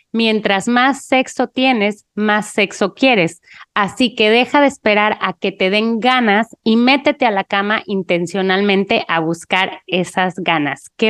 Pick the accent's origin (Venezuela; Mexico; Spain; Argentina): Mexico; soy mexicana